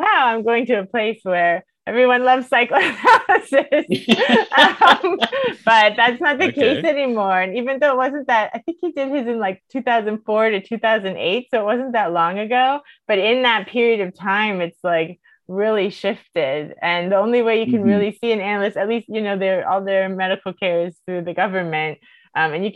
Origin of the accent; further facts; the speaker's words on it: Miami, Florida, United States; I'm from Miami originally